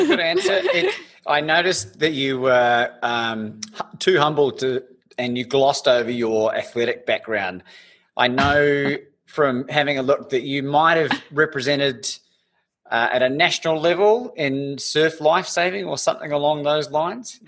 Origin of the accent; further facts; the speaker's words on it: Christchurch, Canterbury, New Zealand; growing up in Christchurch in New Zealand